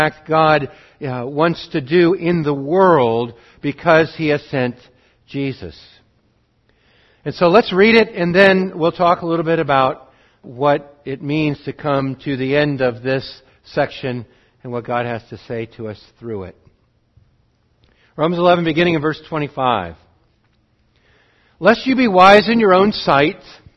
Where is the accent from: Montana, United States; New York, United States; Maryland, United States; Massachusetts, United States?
Montana, United States; also born or lived in Montgomery, Alabama; Spent the rest of my growing up in Montana